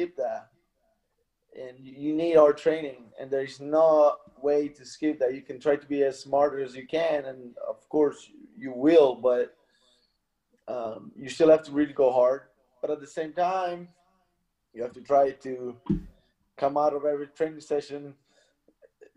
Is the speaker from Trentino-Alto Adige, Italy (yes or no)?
yes; Mezzocorona, Trentino-Alto Adige, Italy; Mezzo Corona is the name of my place.